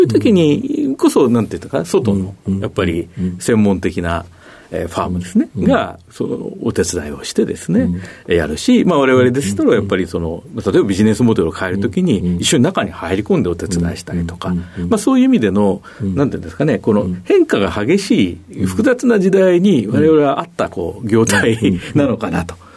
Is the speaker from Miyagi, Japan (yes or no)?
no; Tokyo, Japan; 生まれは東京ですね